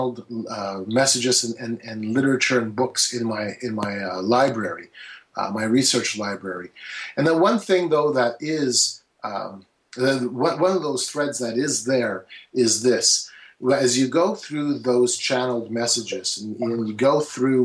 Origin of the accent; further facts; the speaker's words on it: Canada; I'm from Canada